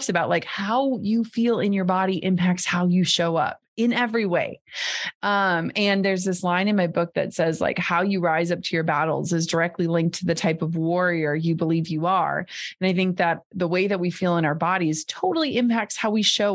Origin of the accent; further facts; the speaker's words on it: Minnesota, United States; I grew up in Minnesota where everyone wears 18 layers and mukluks.